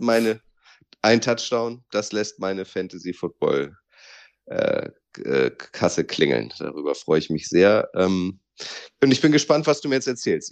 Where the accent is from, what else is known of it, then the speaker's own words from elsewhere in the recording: Northern Germany, Germany; als Norddeutscher